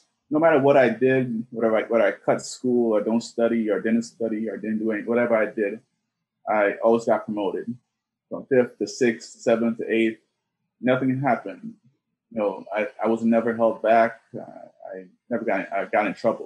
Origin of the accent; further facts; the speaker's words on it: New York City, New York, United States; also born or lived in Georgetown, Guyana; I came to New York in 1989, settled in the Flatbush section of Brooklyn